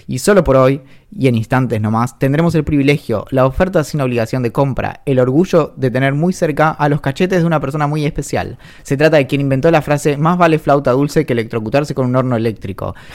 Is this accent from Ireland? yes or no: yes; Ireland; accent: Irish; Spanish is a second language; No sé si una vez notaste mi acento irlandés.